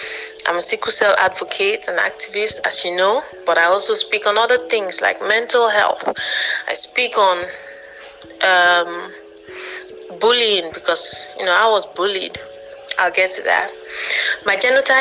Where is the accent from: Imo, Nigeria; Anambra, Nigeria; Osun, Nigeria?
Anambra, Nigeria; now in Enugu State, Nigeria; I'm from Anambra by birth and by marriage. I'm presently based in Enugu State